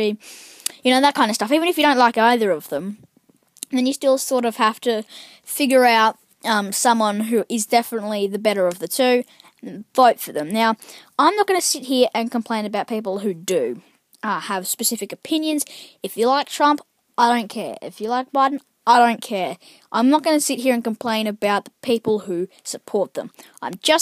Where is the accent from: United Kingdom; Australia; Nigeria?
Australia; I'm Australian